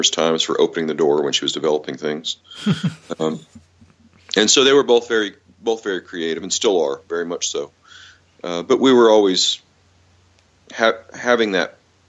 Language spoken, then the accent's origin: English; Augusta, Montana, United States; also born or lived in Helena, Montana; they moved to town, and so I was raised there. There was 8 kids in my class all the way from kindergarten to high school.